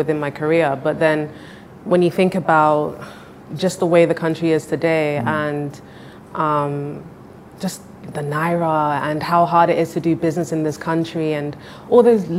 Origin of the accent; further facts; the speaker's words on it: London, United Kingdom; moved away as an adult; now in Nigeria; I was born and raised in London.